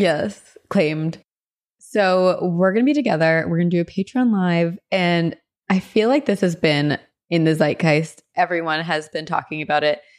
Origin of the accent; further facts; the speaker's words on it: near New Brunswick, New Jersey, United States; moved away; New Brunswick, New Jersey, my old neck of the woods, kind of near my hometown